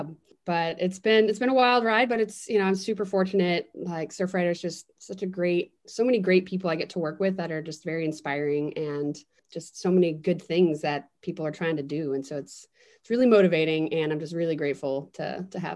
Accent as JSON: {"language": "English", "region": "Florida", "country": "United States", "tie": "born or raised there", "moved": "yes", "lives_now": "Olympia, United States", "said": "I'm originally from Florida. So I grew up sort of like a semi-feral swamp creature on the St. John's River."}